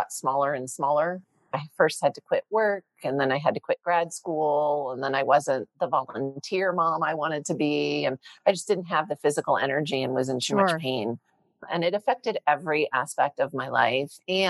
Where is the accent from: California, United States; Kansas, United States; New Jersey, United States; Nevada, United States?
New Jersey, United States; I grew up in Jersey.